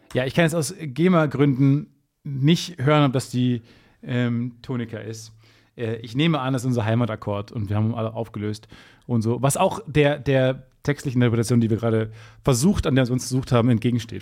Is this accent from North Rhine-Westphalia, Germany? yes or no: yes; Kreis Unna, North Rhine-Westphalia, Germany; Kreis Unna, wo ich geboren bin